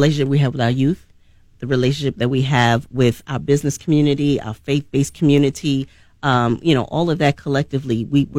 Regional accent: New York, United States; also born or lived in Atlanta, Georgia; now in Chattanooga, United States; I'm actually born and raised in New York.

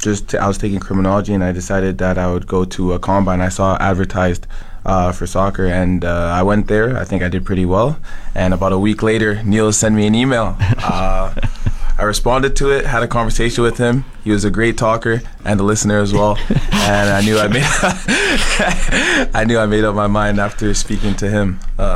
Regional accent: Red Deer, Alberta, Canada; also born or lived in Ottawa, Ontario / Calgary, Alberta; No, I was born in Ottawa. I moved around a few times. I did get picked up in Calgary, but I am from Red Deer.

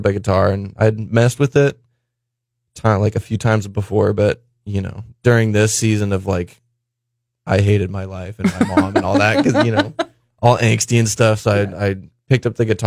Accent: Nipomo, California, United States; also born or lived in Arroyo Grande; So I grew up sort of in like Napomo area, you know, right kind of borderline Santa Maria. But for like the first 12 years

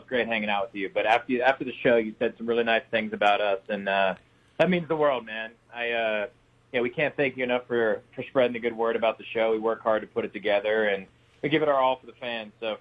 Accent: Pittsburgh, Pennsylvania, United States; moved away as an adult; now in Nashville, United States; I grew up in Pittsburgh, or just outside of Pittsburgh

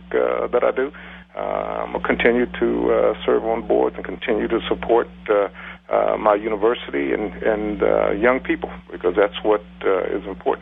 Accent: Columbus, Ohio, United States

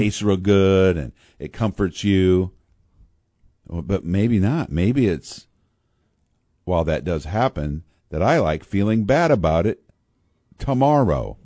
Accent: Pekin, Illinois, United States; in my hometown of Pekin, Illinois

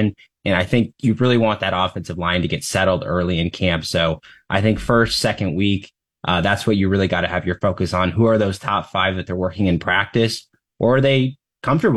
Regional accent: Omaha, Nebraska, United States; I'm from Omaha

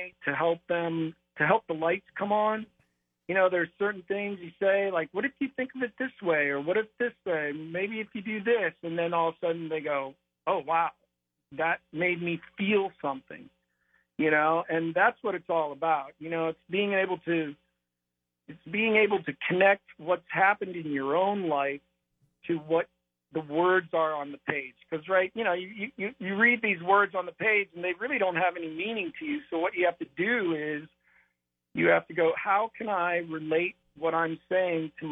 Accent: North Canton, Ohio, United States; moved away as an adult; now in Los Angeles, United States; growing up in Ohio

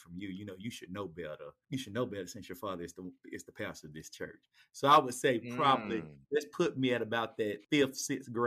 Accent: Mobile, Alabama, United States; born or raised there

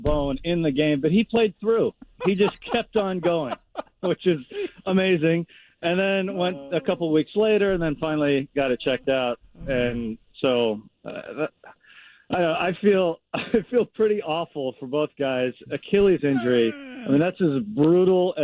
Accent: Tacoma, Washington, United States; I grew up in Tacoma

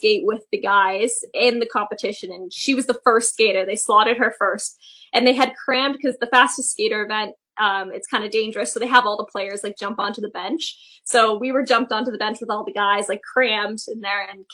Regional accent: Toronto, Ontario, Canada; I am a Maple Leafs fan just because I am from Toronto.

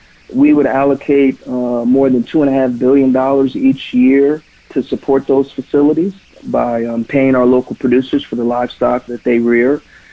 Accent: Omaha, Nebraska, United States; In my home state, I'm a Benson High School graduate and a proud Cornhusker fan.

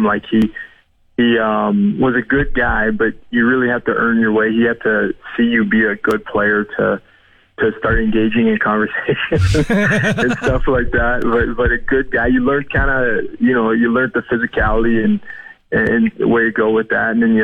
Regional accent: Edmonton, Alberta, Canada; growing up in Edmonton

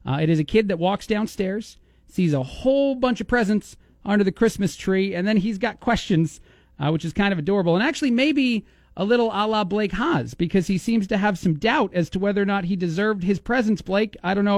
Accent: East Coast, United States; accent: New York; now in Bloomington, United States; I'm from the East Coast.

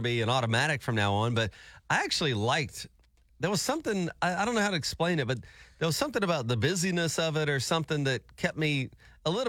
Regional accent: Alabama, United States; moved away; I was from Alabama.

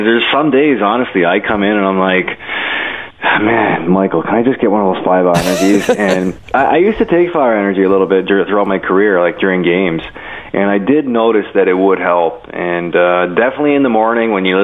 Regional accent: Toronto, Ontario, Canada; also born or lived in Buffalo; I'm from Toronto

